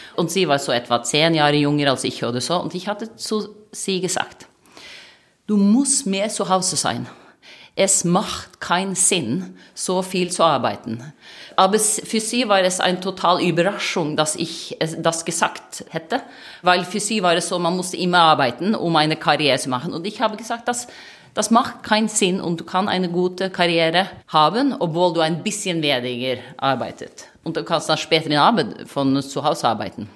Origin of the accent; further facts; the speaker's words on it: Norway; German is a second language; moved away as an adult; now in Germany; ich komme aus Norwegen, ich bin ein Viking